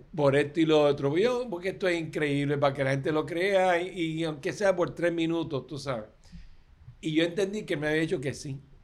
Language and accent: Spanish; Puerto Rico